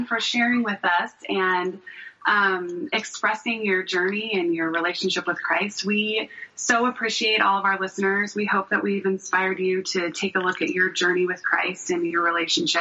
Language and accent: English; Southern California, United States; I grew up in Southern California